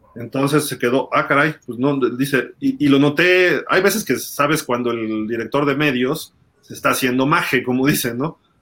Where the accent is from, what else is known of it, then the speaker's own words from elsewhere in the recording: Mexico City, Mexico; yo te lo digo como chilango